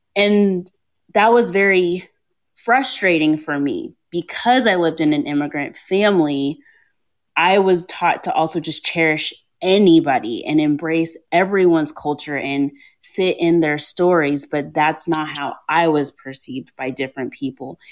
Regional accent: Kentucky, United States; Growing up in ah. Kentucky, I lived in white suburbia in an all black family with two immigrant parents.

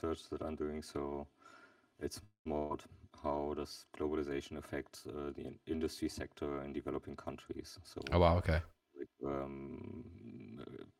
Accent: Germany; I'm from Germany

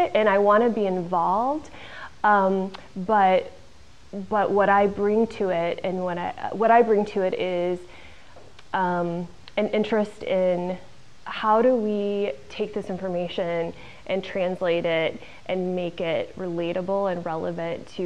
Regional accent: Illinois, United States; I grew up in the Midwest. I grew up in Illinois in a small farm community

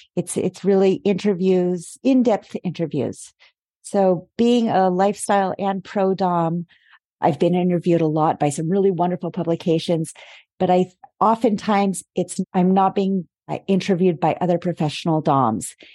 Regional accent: United States; moved away as an adult; now in Paris, France; I am an American based in Paris for about the last seven years

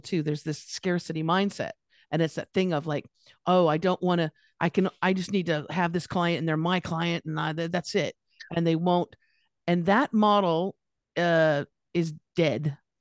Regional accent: Los Angeles, California, United States; now in Australia; I'm from California, I'm from Los Angeles

